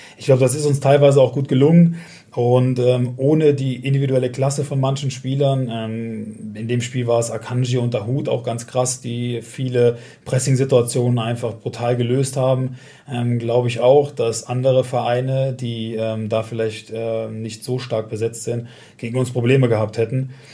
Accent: Westerwald, Rhineland-Palatinate, Germany; ich komme aus dem Westerwald, also aus dem nördlichsten Teil von Rheinland-Pfalz

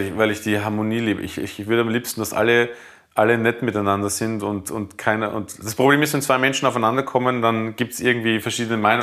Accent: Bruck an der Leitha, Lower Austria, Austria; also born or lived in Mödling; now in Berlin, Germany; Das ist ja Burg an der Leiter, wo ich aufgewachsen bin

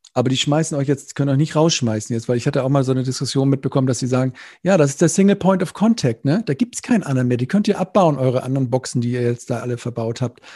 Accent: Neumünster, Schleswig-Holstein, Germany; Stadtwerke Neumünster, meine Heimatstadt

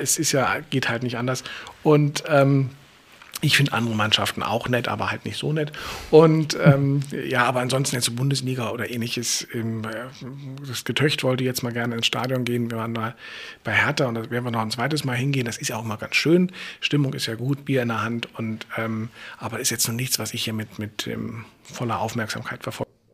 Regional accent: Berlin, Germany; als Berliner ist man ja eh schon so drauf

